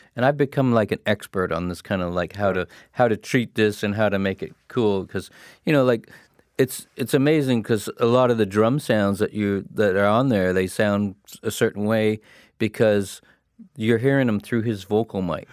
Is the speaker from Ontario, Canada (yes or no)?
yes; Hamilton, Ontario, Canada; moved away; I came from Hamilton